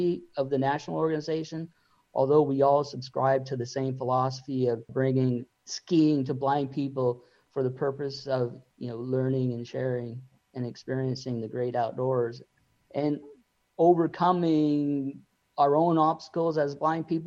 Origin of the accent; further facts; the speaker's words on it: Juneau, Alaska, United States; I grew up in Juneau, Alaska, which is in Southeast Alaska.